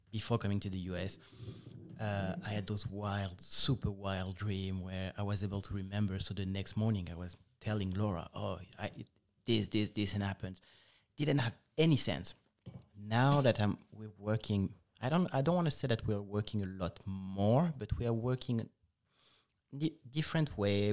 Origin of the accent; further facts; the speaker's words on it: Nice, Provence-Alpes-Côte d'Azur, France; English is a second language; moved away as an adult; now in United States; Southeast, precisely. We grew up in Nice, which is about twenty miles away from the Italian border.